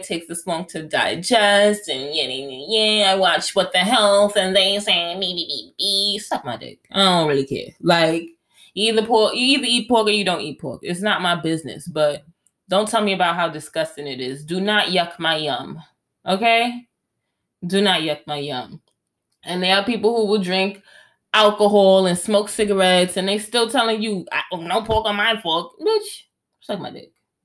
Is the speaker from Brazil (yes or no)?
no; Jamaica; as a Jamaican, I love jerk pork